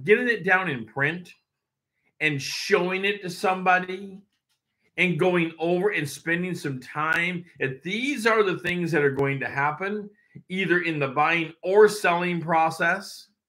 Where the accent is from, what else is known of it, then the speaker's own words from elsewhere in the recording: Tri-Cities, Washington, United States; also born or lived in Everett; Tri-Cities where I was from 0 to 5. So, you know, but I wasn't born there. I shouldn't say zero, because I was born in Everett, Washington, right away moving over to the Tri-Cities. So, moved a lot.